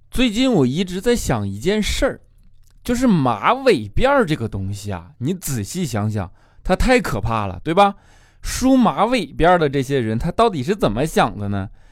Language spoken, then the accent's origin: Chinese; northern China, China; 我作为一个北方人